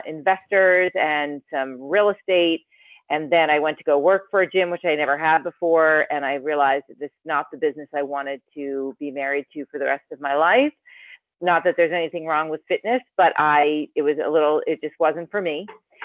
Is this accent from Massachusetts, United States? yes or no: yes; Wayland, Massachusetts, United States; moved away as an adult; also born or lived in Boston / Waltham; now in Los Angeles, United States; I'm from Boston originally, and I grew up in Wayland and went to school in Waltham, and I can go as back as far as you'd like. But I did move out to Los Angeles in 2000